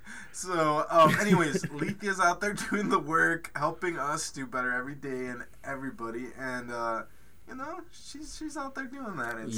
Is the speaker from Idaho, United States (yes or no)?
yes; Caldwell, Idaho, United States; I am the proud son of immigrants. I was born and raised in Caldwell, Idaho, and, you know, a little bit on me is I'm big on family. I am Mexican-American and born and raised in the U.S.